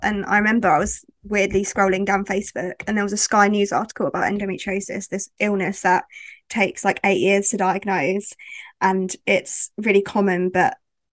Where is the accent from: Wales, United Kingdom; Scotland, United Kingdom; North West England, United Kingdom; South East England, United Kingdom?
South East England, United Kingdom; West Sussex; I'm from West Sussex.